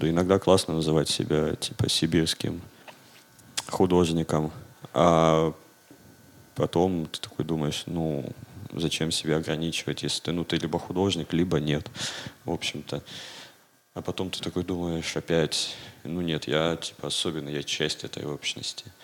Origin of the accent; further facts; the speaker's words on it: Siberia, Russia; внутри страны я себя идентифицирую как сибиряк.